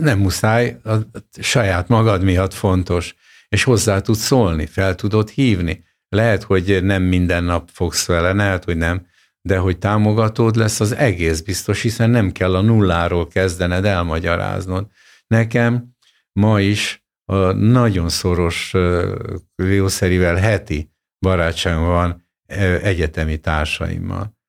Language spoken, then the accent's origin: Hungarian; Hungary; born or raised there; also born or lived in Soviet Union / Japan / England